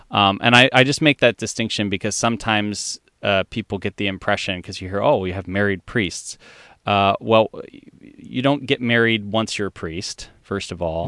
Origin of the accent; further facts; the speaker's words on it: Columbia, Maryland, United States; I grew up in this a community in, um, Columbia, Maryland